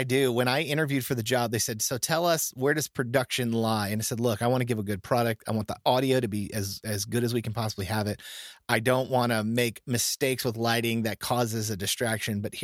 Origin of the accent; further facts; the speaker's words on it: Florida, United States; I'm from Florida